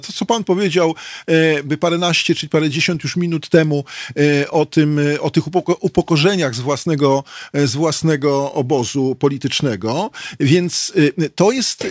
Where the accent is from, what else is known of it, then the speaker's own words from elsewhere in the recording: Warsaw, Masovian Voivodeship, Poland; też się urodziłem na Karowej, w tymże szpitalu